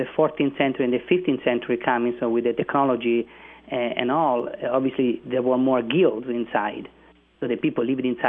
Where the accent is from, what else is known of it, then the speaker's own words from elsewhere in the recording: Siena, Tuscany, Italy; Well, to other Italians, if they ask me from where are you from, I don't say I'm from Tuscany, I say I'm from Siena.